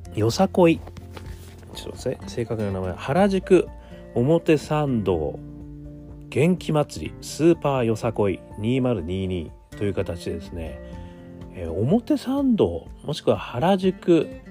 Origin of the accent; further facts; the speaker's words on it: Hokkaido, Japan; moved away; 私、あの、北海道出身でございますので